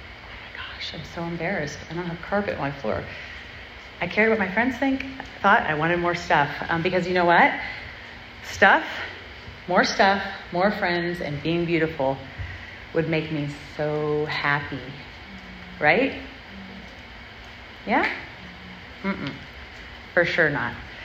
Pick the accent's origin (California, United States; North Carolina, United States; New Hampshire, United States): California, United States; Southern; I grew up in Southern California